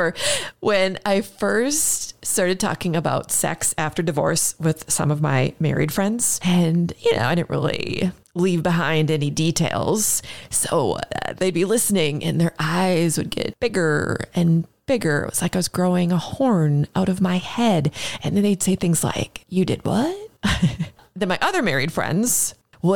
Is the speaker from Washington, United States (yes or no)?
no; Minneapolis, Minnesota, United States; my hometown, Minneapolis, Minnesota.